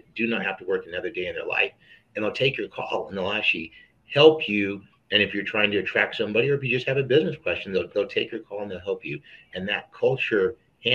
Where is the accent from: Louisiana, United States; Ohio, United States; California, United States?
California, United States; Elk Grove; also born or lived in New York; I'm working at Elk Grove, California, which is right by Sacramento. Born and raised.